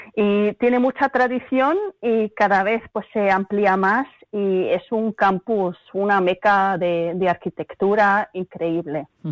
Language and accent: Spanish; Madrid, Community of Madrid, Spain; also born or lived in Germany; now in Basel, Switzerland; me he criado en España, en Madrid